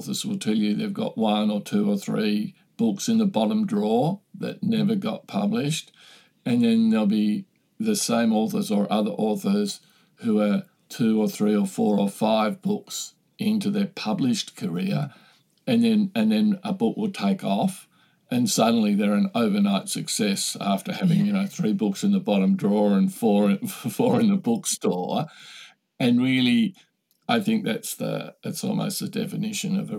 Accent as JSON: {"language": "English", "country": "Australia", "said": "I'm Australian"}